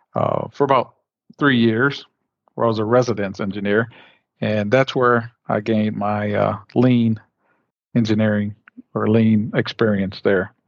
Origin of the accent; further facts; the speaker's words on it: Flint, Michigan, United States; I'm born and raised in Flint, Michigan